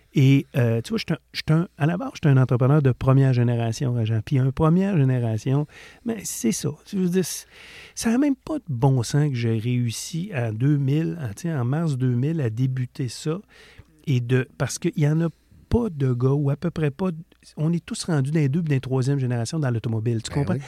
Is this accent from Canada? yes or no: yes; Quebec, Canada; On vient du Lac-Saint-Jean